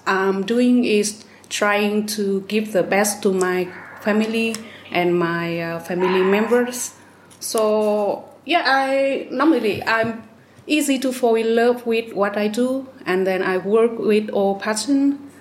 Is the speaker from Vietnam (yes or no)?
yes; Vietnam; now in Hung Yen, Vietnam; My hometown is Taiping. It's about 100 kilometers from here